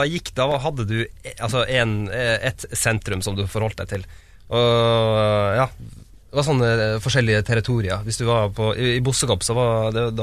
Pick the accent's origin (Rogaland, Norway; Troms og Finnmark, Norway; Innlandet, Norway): Troms og Finnmark, Norway; Kautokeino; Ja, Men jeg er født i Tromsø, så jeg bodde, så jeg bodde der det første året mitt. Deretter flytta vi til eh, Kautokeino, eller Kautokeino kommune. Bodde der noen år.